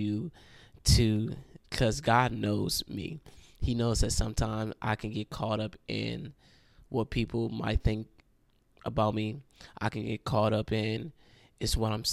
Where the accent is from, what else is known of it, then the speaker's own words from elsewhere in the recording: Cleveland, Ohio, United States; now in Akron, United States; I'm from Cleveland, Ohio.